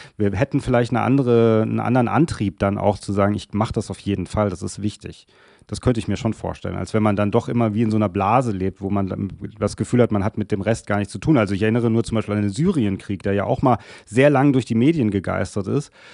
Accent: Germany; auch als Deutsche, was wir Deutsche ja nicht so gerne sind

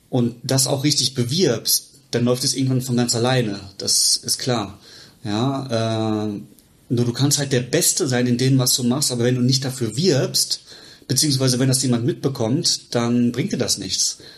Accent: Bochum, North Rhine-Westphalia, Germany; also born or lived in Regensburg; ich bin aus Bochum, habe äh, in Regensburg mein Zahnmedizinstudium gemacht und bin jetzt hier seit äh, 2021 selbstständig in der Praxis in Bochum.

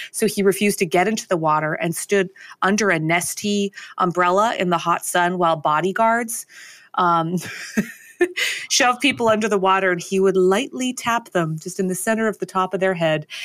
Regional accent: Canada; as a Canadian

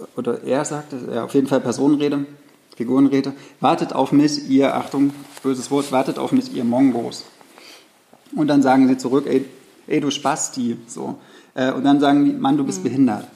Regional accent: the provinces in the East, East Germany, Germany; ist mir so in der Provinz aufgewachsen

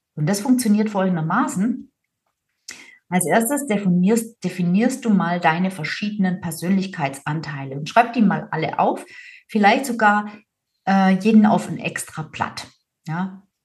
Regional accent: Swabia, Germany; ich bin Schwäbin

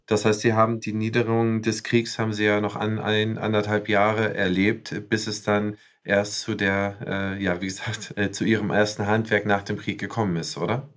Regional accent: West Germany, Germany; als Westdeutscher

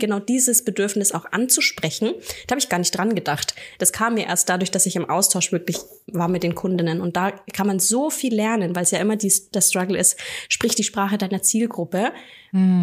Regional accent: near Nuremberg, Bavaria, Germany; ich bin aus der Nähe von Nürnberg

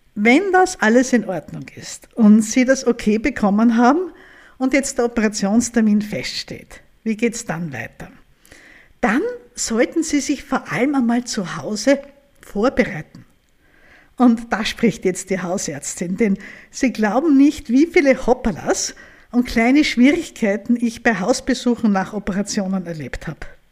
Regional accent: Vienna, Austria; bei uns in Österreich

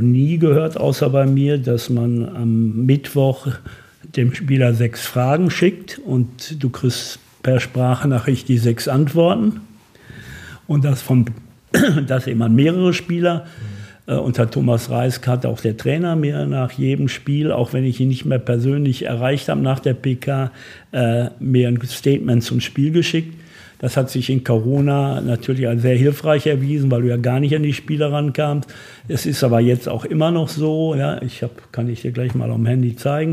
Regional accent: Bochum, North Rhine-Westphalia, Germany; Ich bin in Bochum geboren

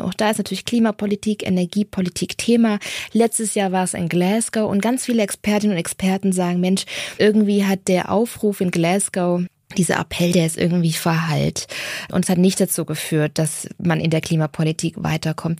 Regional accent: Germany; wir als Deutsche

